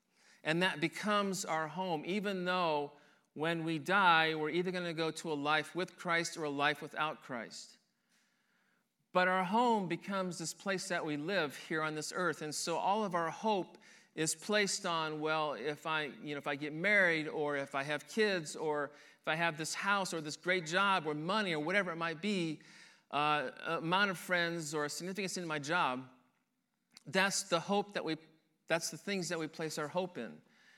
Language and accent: English; Henderson, Nebraska, United States; born there; also born or lived in Denver, Colorado / Detroit, Michigan; I was born in Henderson, Nebraska. And then from that point, at the age of 2, my family moved to Denver, Colorado, and we lived there for a little over a year, I believe. From that point, we moved to Detroit, Michigan